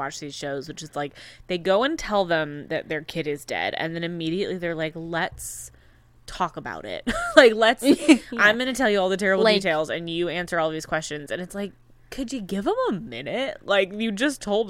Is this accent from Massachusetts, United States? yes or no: no; Illinois, United States; also born or lived in Southern California; when I was 5, when we first moved to Illinois